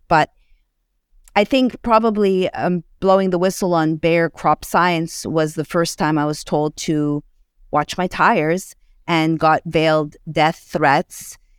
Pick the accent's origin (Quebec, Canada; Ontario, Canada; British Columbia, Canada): Quebec, Canada; Montreal; moved away as an adult; now in United States; I hail from Montreal, Canada